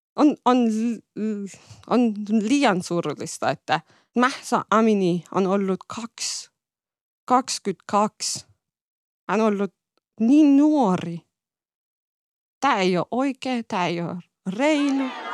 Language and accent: Finnish; Iran; Finnish is a second language; moved away; mä oon ylpeä, että olen Iranista kotoisin